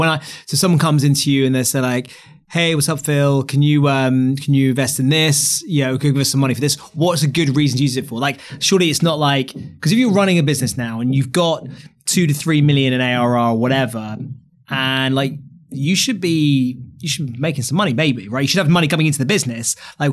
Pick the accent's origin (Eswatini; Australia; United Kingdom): United Kingdom; England; I mean, look, I'm so English and ignorant about these things.